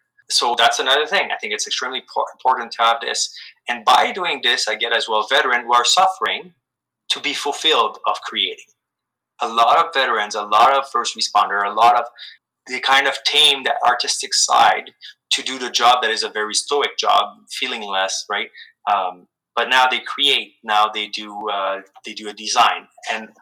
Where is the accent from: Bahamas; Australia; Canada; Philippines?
Canada; I'm extremely proud of being Canadian